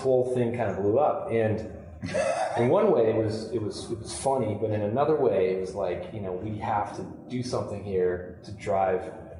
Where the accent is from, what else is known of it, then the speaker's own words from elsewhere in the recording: Kitchener, Ontario, Canada; I grew up in Kitchener-Waterloo